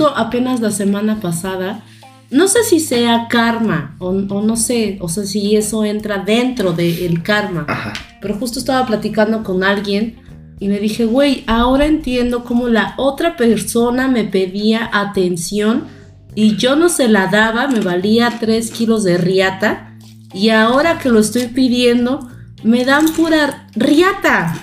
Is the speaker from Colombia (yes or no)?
no; Chilpancingo, Guerrero, Mexico; now in Puebla, Mexico; yo soy de Guerrero, de Chilpancingo Guerrero